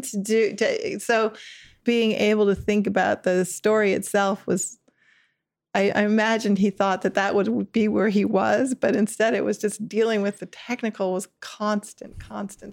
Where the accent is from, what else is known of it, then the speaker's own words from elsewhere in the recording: Ann Arbor, Michigan, United States; grew up in, in Michigan